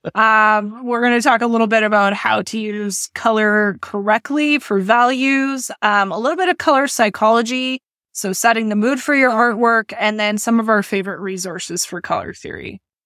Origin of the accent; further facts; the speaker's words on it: near Edmonton, Alberta, Canada; I grew up near Edmonton